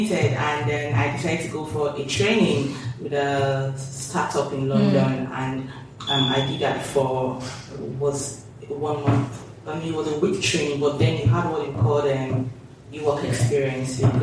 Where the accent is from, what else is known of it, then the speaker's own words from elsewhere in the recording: Nigeria; moved away as an adult; also born or lived in Dundee, United Kingdom / United Kingdom; now in Lagos, Nigeria; I was born in Nigeria, grew up in Nigeria, schooled